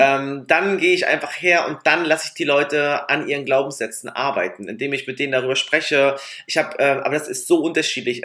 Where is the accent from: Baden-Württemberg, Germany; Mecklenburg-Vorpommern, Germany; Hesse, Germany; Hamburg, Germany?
Mecklenburg-Vorpommern, Germany; wir sind halt auch Mecklenburger Trantüten